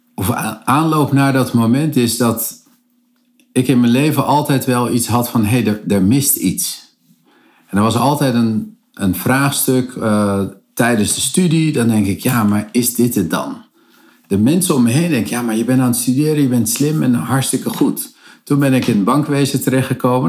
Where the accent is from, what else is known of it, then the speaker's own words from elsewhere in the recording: Cape Verde; de Kaapveerdse eilanden waar ik vandaan kom